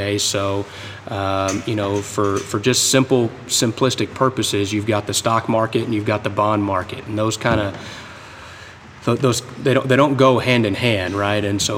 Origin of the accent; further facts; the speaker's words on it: Berlin, Germany; born there; also born or lived in Panama; You know, both my parents served in the U.S. Army. I was born in Berlin, Germany. You know, lived in Panama, lived in just about every military base east of the Mississippi River.